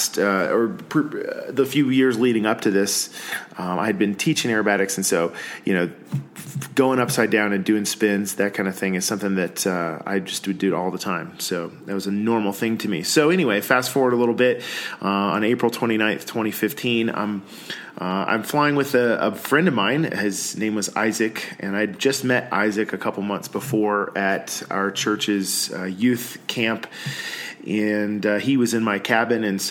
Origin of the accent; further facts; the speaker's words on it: Georgia, United States; moved away as an adult; now in Colorado, United States; I'm originally from Georgia. I've been in Colorado for about 15 years now